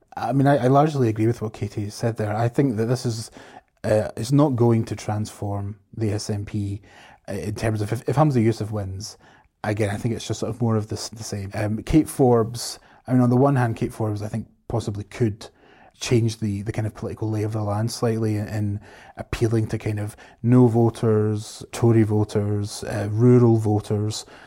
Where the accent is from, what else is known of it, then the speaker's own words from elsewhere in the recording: Scotland, United Kingdom; I'm definitely Scottish.